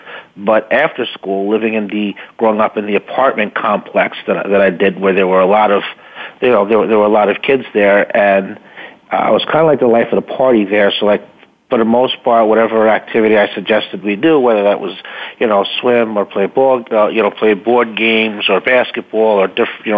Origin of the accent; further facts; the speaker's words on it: Peekskill, New York, United States; also born or lived in Sleepy Hollow, New York; So I was born there. I was raised in Peekskill, which is a city in Westchester County, New York.